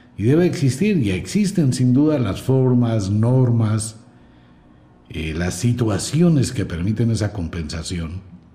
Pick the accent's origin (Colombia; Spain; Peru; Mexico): Colombia; como colombiano